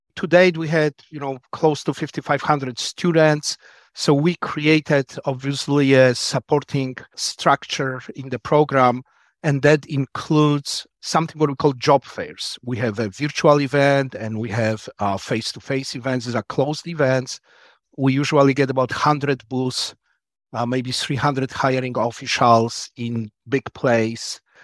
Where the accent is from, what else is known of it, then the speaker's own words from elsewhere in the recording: Poland; also born or lived in Wisconsin, United States; now in United States; I'm originally from Poland. Came here just before the Berlin Wall fell down in nineteen eighty-nine